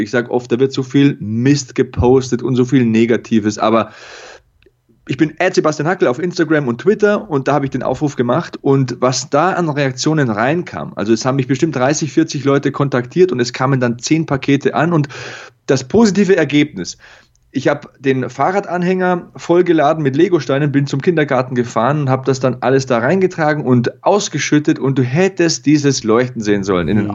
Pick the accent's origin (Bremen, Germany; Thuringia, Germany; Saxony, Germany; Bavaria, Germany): Bavaria, Germany; Lower; moved away; meine Eltern, die haben große Grundstücke, da wo ich herkomme, in Niederbayern und in Passau